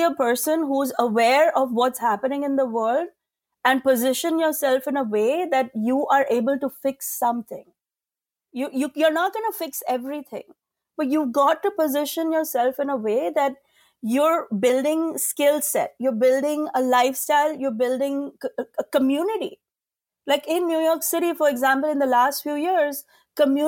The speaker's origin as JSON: {"language": "English", "country": "India", "said": "as an Indian woman"}